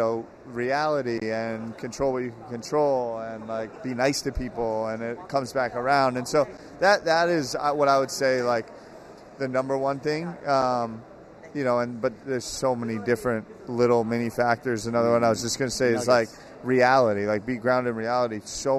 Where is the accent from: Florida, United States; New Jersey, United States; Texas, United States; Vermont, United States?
New Jersey, United States; I grew up in New Jersey in the 90s.